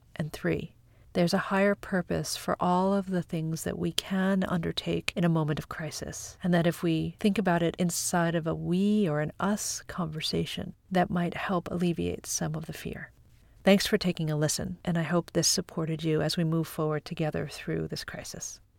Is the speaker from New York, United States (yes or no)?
yes; Long Island, New York, United States; I grew up on Long Island